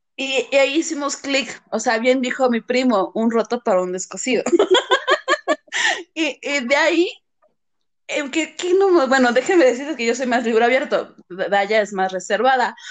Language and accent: Spanish; Mexico; also born or lived in Morelia; somos mexicanos